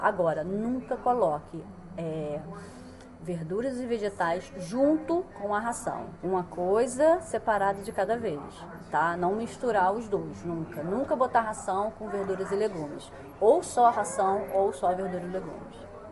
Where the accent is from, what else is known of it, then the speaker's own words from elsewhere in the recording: Rio de Janeiro, Brazil; now in China; eu sou do Rio de Janeiro